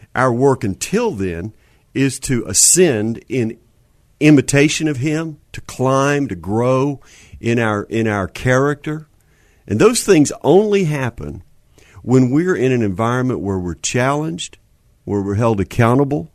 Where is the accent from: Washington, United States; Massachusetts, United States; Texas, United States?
Texas, United States; Houston; also born or lived in Marshall, Texas; I was born in Houston